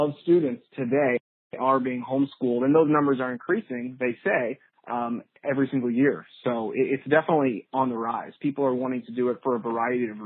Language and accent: English; St. Louis, Missouri, United States; growing up in St. Louis, the number one question in St. Louis, of course, is where did you go to high school?